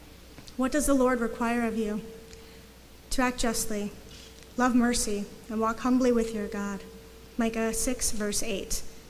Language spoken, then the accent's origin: English; Michigan, United States; I am from Michigan.